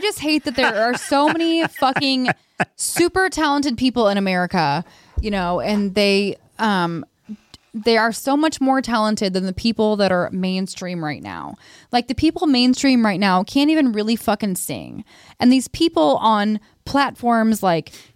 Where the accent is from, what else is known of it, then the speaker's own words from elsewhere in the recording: North County, Missouri, United States; I'm from North County